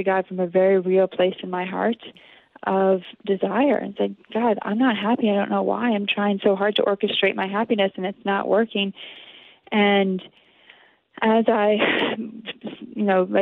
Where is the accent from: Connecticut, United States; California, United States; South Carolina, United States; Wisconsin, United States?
Connecticut, United States; I grew up in Connecticut